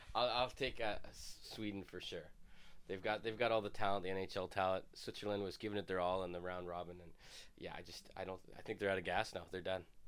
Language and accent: English; Canada; I am a Canadian